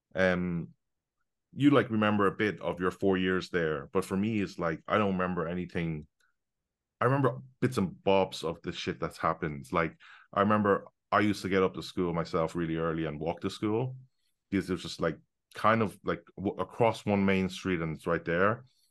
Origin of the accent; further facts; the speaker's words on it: London, United Kingdom; now in Hong Kong; I'm based in Hong Kong. I was born in London.